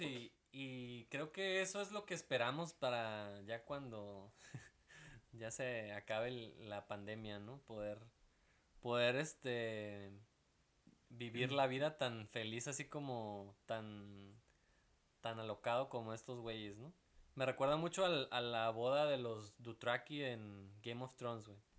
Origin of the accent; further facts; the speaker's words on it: Veracruz, Mexico; moved away; yo vengo de Veracruz